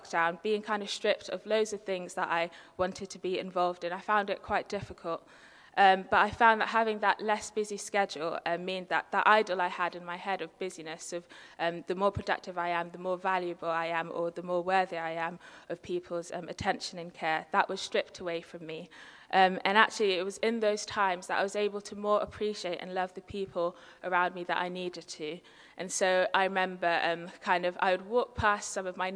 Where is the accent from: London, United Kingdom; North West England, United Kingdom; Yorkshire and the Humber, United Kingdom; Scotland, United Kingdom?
London, United Kingdom; I'm very much a city girl, born and bred. I was born in London